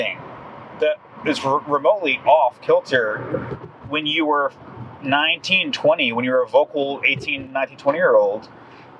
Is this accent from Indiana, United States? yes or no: no; South Florida, United States; moved away as an adult; now in Houston, United States; I grew up in, like, you know, subtropical South Florida near Miami